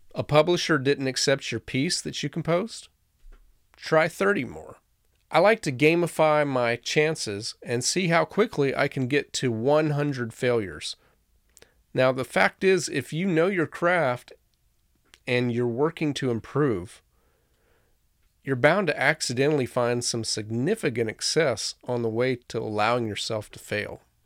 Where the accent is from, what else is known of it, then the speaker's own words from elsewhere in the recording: Florida, United States; moved away; I grew up in Florida, where the most beautiful sunny day was likely to have a torrential thunderstorm